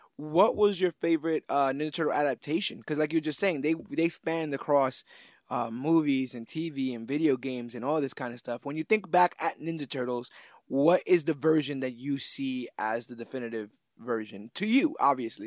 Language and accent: English; New York, United States; also born or lived in Oklahoma / Texas; we have a distinctively different outlook because we're from New York